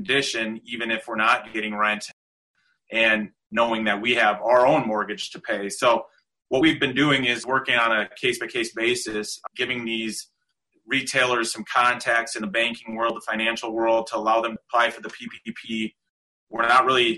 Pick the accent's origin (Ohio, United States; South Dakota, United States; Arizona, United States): South Dakota, United States; I am born and raised in South Dakota. I've been here my whole life